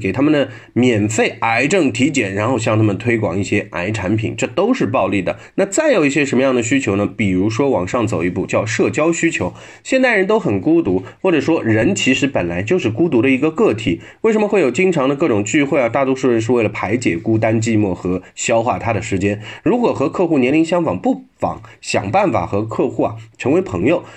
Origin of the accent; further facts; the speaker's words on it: China; 我们中国人